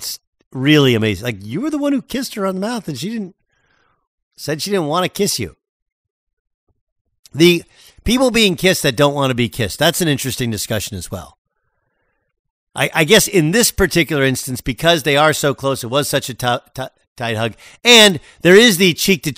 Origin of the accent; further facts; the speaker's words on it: United States; I was raised in America.